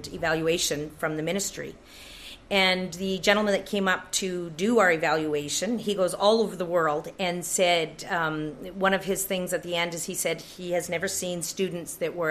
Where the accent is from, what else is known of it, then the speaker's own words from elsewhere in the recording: Pink Mountain, British Columbia, Canada; I grew up in Pink Mountain, and there was a little one-room school that I went